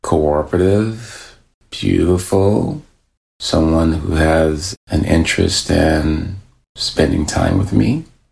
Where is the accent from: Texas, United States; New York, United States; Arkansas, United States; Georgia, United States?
Texas, United States; I'm from Texas